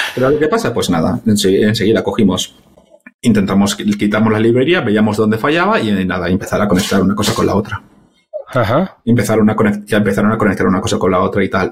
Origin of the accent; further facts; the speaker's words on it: Valencia, Valencian Community, Spain; moved away as an adult; now in London, United Kingdom; Soy originalmente de Valencia, y, pero llevo desde en Londres pues desde dos, sí, desde 2012 llevo en Londres trabajando